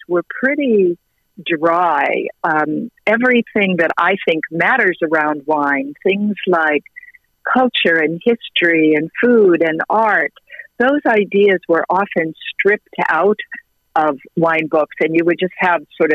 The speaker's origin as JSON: {"language": "English", "country": "United States", "said": "as an American and as an American woman"}